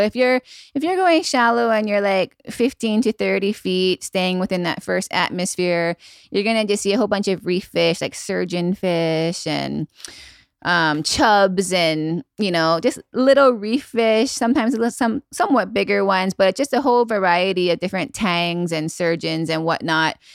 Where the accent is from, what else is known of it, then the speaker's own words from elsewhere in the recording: Maui, Hawaii, United States; also born or lived in Makawao, Hawaii / North Shore, Oahu; I was born and raised on Maui, and now I live on the north shore of Oahu.